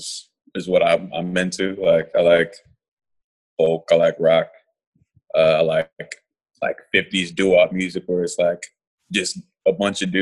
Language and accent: English; Raleigh, North Carolina, United States; I'm from Raleigh, North Carolina